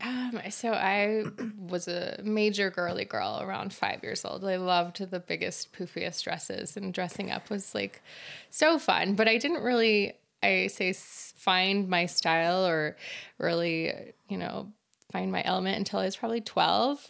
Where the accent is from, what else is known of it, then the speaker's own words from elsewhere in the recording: Utah, United States; also born or lived in Kyiv, Ukraine; I'm more American than anything, and I've been in Utah since I was ten and grew up here